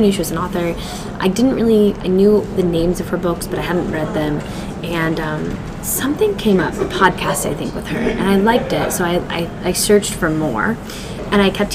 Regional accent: Midwest, United States; I was raised in the Midwest

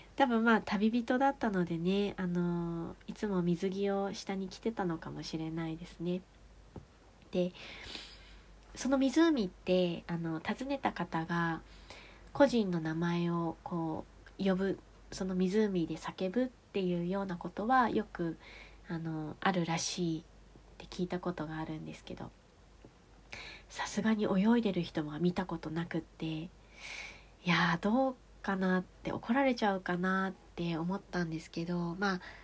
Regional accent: Rokkasho, Aomori, Japan; 私の実家とか六ヶ所村は南部の方に位置してるんですが

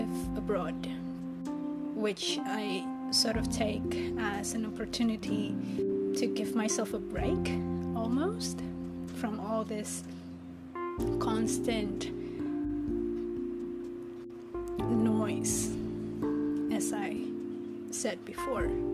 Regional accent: Jakarta, Indonesia; English is a second language; moved away as an adult; I was born and raised in this metropolitan known as Jakarta in Indonesia

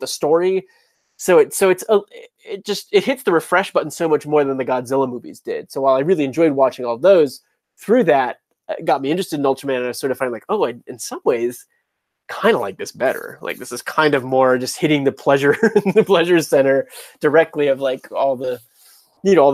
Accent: Chicago, Illinois, United States; moved away; also born or lived in Georgia; going back to Chicago always feels like a homecoming for me because it's, you know, where my childhood was in the Midwest.

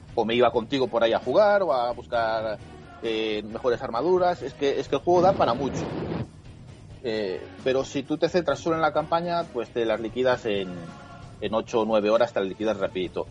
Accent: Spain; soy español

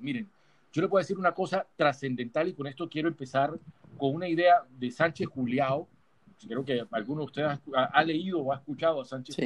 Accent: Barranquilla, Atlántico, Colombia; now in Bogotá, Colombia; yo soy barranquillero del corazón y capitalino del alma, porque es que yo le debo a Bogotá muchísimo

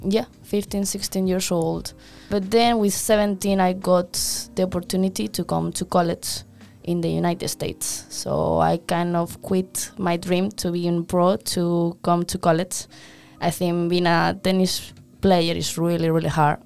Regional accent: Madrid, Community of Madrid, Spain; moved away as an adult; also born or lived in New York / Memphis; now in San Diego, United States; I'm from Spain, Madrid

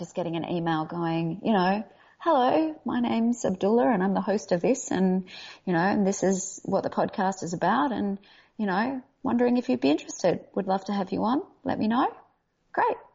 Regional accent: Australia; accent: Australian; now in Los Angeles, United States; I come from Australia.

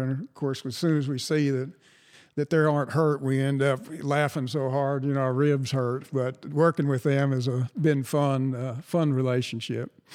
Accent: San Antonio, Texas, United States; growing up in San Antonio

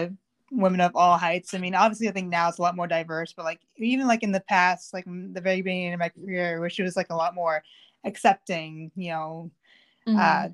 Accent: Melrose, Massachusetts, United States; also born or lived in Waltham; So I grew up in Melrose, which is like 15 minutes north of Boston. I lived there until I was 25

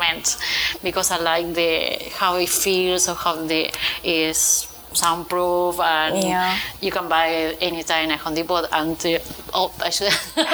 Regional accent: Buenos Aires Province, Argentina; English is a second language; now in Miami, United States; I was born in Argentina, in Buenos Aires, in a small Japanese colony, so in the countryside.

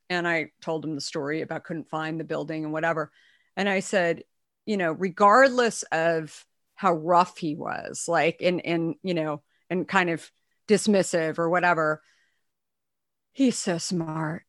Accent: Arizona, United States; also born or lived in New York; now in San Francisco Bay Area, United States; I grew up in Arizona, but I moved here from New York, um, in the mid nineties

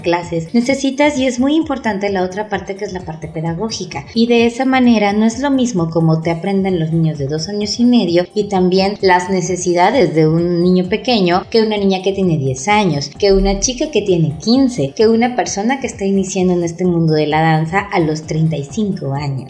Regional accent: Oaxaca, Mexico; somos de Oaxaca

